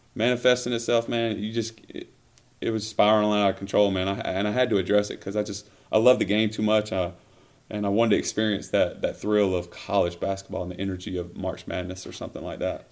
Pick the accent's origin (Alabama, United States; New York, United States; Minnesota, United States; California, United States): Alabama, United States; Millbrook; moved away; also born or lived in Montgomery, Alabama; i was born in Montgomery, Alabama, uh, raised in Millbrook, Alabama